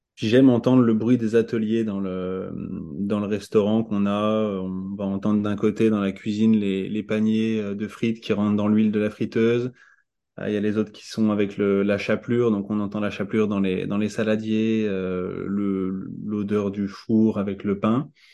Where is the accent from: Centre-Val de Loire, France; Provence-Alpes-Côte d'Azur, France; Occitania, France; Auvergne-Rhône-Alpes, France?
Centre-Val de Loire, France; Tours; moved away as an adult; also born or lived in Paris; now in Caen, France; j'ai grandi à Tours